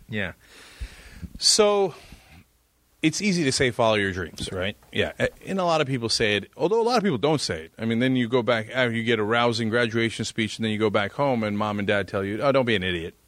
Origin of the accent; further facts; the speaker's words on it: East Brunswick, New Jersey, United States; I grew up in New Jersey in East Brunswick